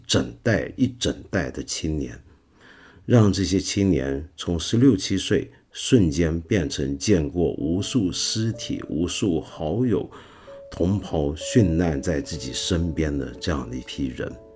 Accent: China; 我们中国人

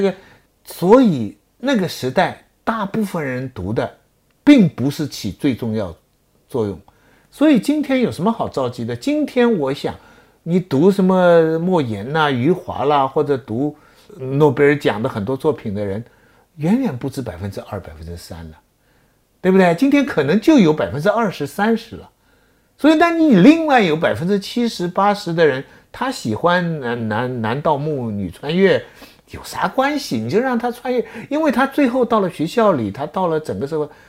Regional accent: China; 我们中国人，我们希望我们的子孙跟妈妈一样聪明。我今天在顺义

